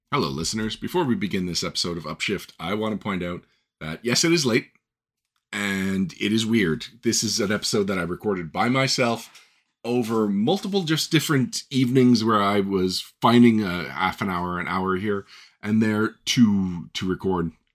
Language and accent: English; Canada; I'm Canadian